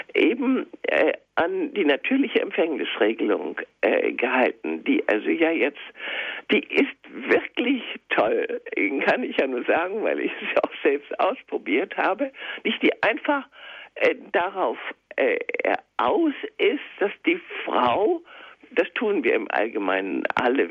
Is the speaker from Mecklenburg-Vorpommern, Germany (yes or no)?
no; Schleswig-Holstein, Germany; ich bin ja in Schleswig-Holstein geboren und in Schleswig-Holstein zur äh, meine Ausbildung ähm, gehabt, meine Schulzeit